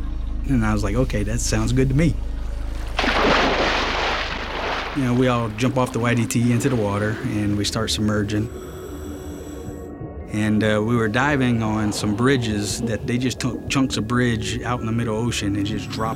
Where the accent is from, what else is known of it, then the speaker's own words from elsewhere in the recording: Franklinton, Louisiana, United States; moved away; I'm originally from Franklinton, Louisiana